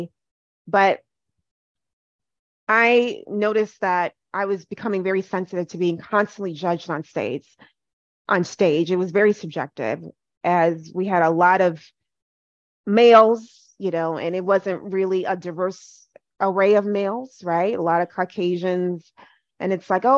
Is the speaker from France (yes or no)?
no; Ghana; now in United States; I am Ghanaian